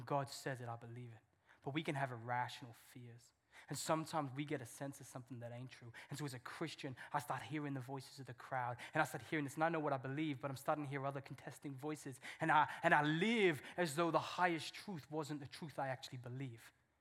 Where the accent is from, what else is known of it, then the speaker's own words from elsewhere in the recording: England, United Kingdom; I'm English.